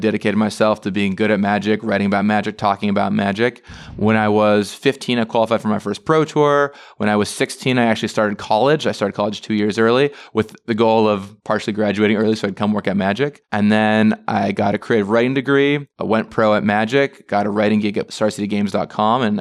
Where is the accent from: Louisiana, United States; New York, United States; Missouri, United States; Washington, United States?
Washington, United States; Edmonds; I grew up in a little town called Edmonds, Washington